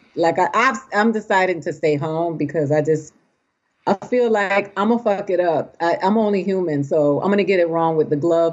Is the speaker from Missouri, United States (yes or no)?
no; Boston, Massachusetts, United States; also born or lived in Puerto Rico (ancestry); I was born in Boston